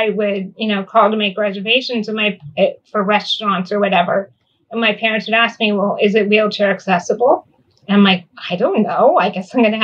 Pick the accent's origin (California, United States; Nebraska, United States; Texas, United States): California, United States; Northern; I grew up in Northern California in a very rural area